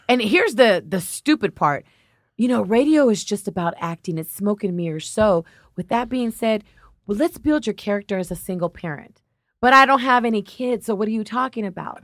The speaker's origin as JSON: {"language": "English", "town": "Los Angeles", "region": "California", "country": "United States", "said": "I'm a Latina. I'm from South L"}